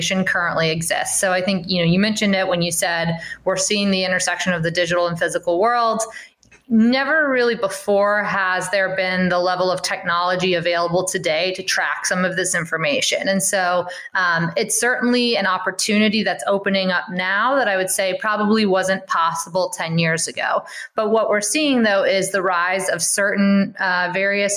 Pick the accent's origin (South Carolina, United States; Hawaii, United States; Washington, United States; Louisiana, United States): Louisiana, United States; moved away as an adult; also born or lived in New York / San Francisco; I'm from Louisiana, but I grew up or I started my career in New York and San Francisco